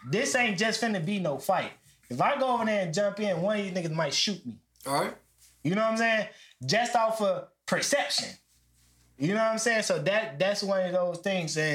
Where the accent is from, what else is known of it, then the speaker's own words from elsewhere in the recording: Chicago, Illinois, United States; we from Chicago.